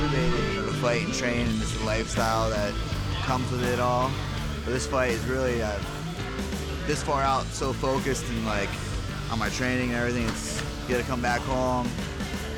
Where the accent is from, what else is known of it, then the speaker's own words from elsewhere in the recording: Yorkville, Ohio, United States; moved away; We're in Yorksville, Ohio right now, my hometown